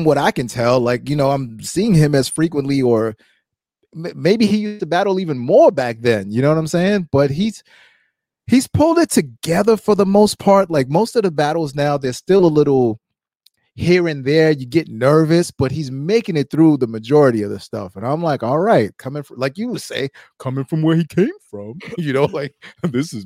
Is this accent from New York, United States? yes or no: yes; New York, United States; me growing up in New York